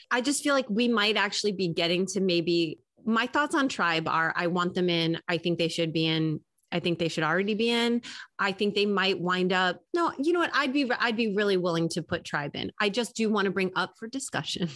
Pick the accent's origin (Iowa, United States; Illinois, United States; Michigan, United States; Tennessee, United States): Illinois, United States; Chicago; I'm from Chicago.